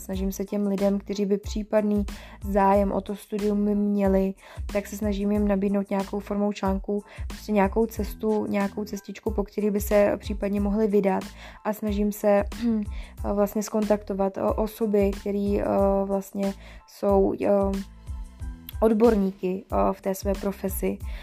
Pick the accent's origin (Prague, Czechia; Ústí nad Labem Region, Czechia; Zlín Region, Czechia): Ústí nad Labem Region, Czechia; Děčín; also born or lived in Mariánské Lázně; pocházím z Děčína